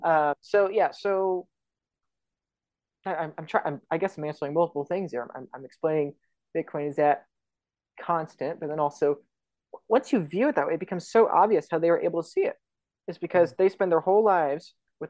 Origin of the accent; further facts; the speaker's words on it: United States; I'm an American